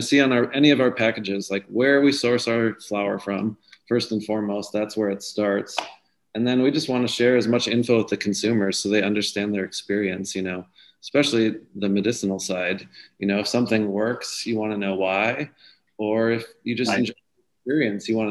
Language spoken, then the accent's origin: English; Wisconsin, United States; now in California, United States; I'm from Wisconsin too. So I look forward to when, you know, my home state has access to this medicine